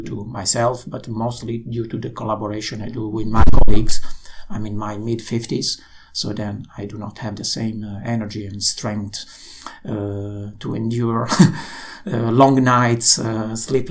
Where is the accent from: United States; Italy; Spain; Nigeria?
Italy; moved away as an adult; now in Netherlands; I come from Italy, so I came to the Netherlands more than 20 years ago.